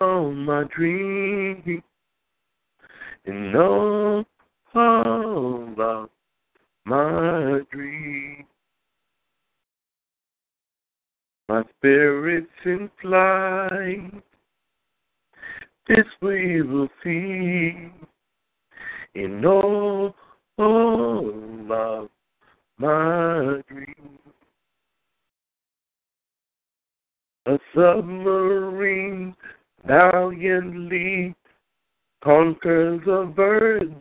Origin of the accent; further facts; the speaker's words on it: New York City, New York, United States; I was born in Queens, Jamaica. Queens